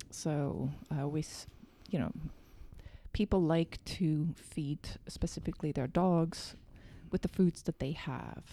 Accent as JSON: {"language": "English", "country": "Germany", "moved": "yes", "said": "I am from Germany"}